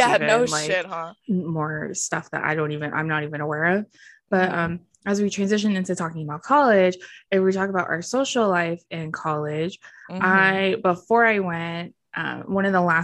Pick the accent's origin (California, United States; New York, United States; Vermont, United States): California, United States; I'm from California